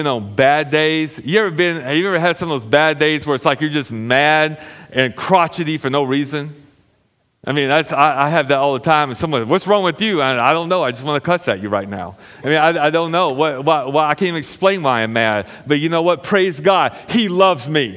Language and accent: English; United States; I'm an American citizen